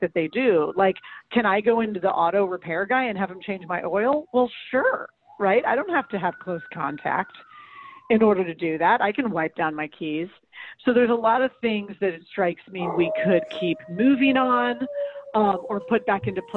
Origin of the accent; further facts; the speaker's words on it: St. Louis, Missouri, United States; St. Louis, my hometown